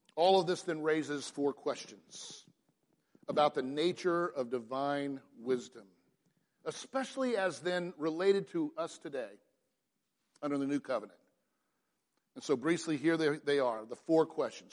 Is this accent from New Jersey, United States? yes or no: no; Atlanta, Georgia, United States; I grew up in Atlanta in the Buckhead region